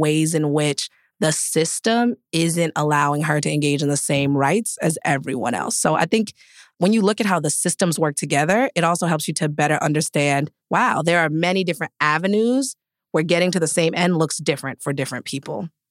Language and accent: English; East Providence, Rhode Island, United States; I grew up in, like, the melting pot of diversity. I'm from East Providence, Rhode Island.